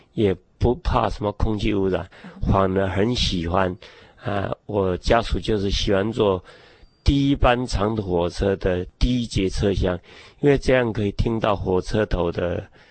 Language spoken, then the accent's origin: Chinese; northern Taiwan, Taiwan; 所以我也随着家父到北部去工作。啊，因为比较在北部工作，我会在那边成长。啊，那就是在整个，呃，学龄前就是在北部成长的